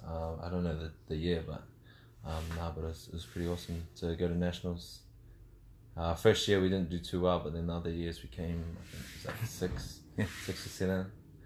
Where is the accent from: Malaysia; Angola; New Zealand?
New Zealand; Mangere, Auckland; South Auckland. South Auckland, Mangere. Yeah, born and raised out there.